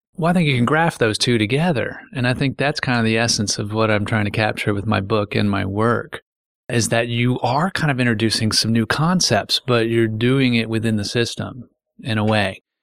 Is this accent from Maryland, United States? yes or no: yes; Frederick, Maryland, United States; So I've watched the old farms and, and, and fields I grew up playing in turn into the, these lawns